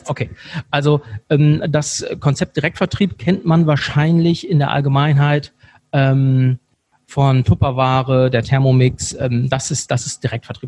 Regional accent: Bremen, Germany; moved away as an adult; also born or lived in Cologne; now in Monheim, Germany; ich komme ursprünglich aus Bremen. Ich habe 20 Jahre lang in Bremen gewohnt

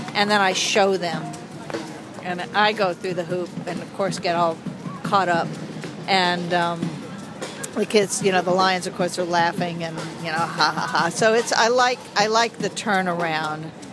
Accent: Asheville, North Carolina, United States; I'm from Asheville

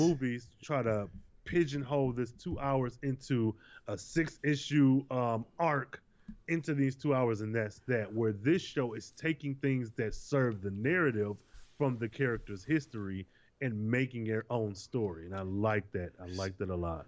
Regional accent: Michigan, United States; I'm from Michigan and I know it only takes three hours to get to Chicago from my hometown

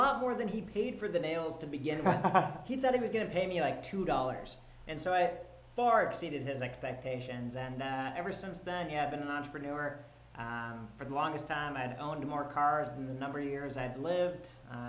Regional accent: Spearfish, South Dakota, United States; moved away as an adult; also born or lived in Colorado / Germany; now in Los Angeles, United States; Right now, I'm currently 29 years old. I'm originally from South Dakota. Spent the first 18 years of my life in South Dakota.

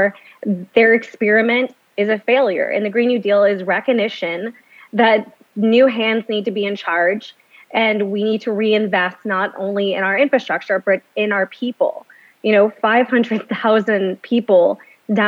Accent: Louisiana, United States; my home state

